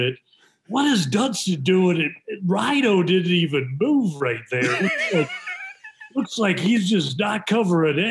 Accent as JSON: {"language": "English", "country": "Canada", "tie": "born or raised there", "said": "growing up in Canada"}